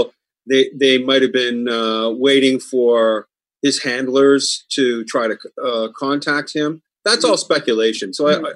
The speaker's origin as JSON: {"language": "English", "town": "Truro", "region": "Nova Scotia", "country": "Canada", "moved": "yes", "said": "I'm originally from Truro."}